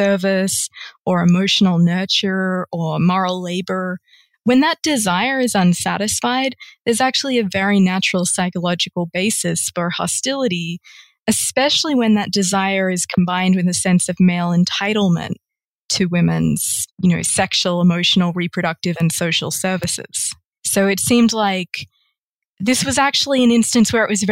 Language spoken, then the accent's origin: English; Australia; my home country of Australia